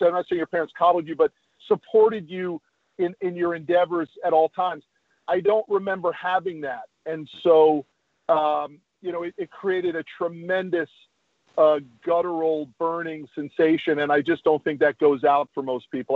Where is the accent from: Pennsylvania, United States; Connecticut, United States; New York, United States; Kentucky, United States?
Connecticut, United States; now in Texas, United States; I grew up in Connecticut